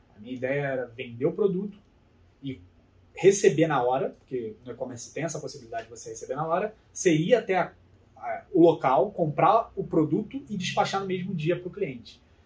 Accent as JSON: {"language": "Portuguese", "region": "Rio de Janeiro", "country": "Brazil", "tie": "born or raised there", "moved": "as an adult", "lives_now": "São Paulo, Brazil", "said": "eu nasci no Rio de Janeiro, mais precisamente nascido e criado ali no bairro de Vista Alegre, na zona é norte do Rio"}